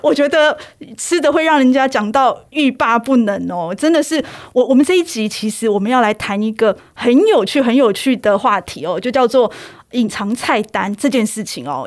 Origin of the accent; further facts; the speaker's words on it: Taichung, Taiwan; 身为台中人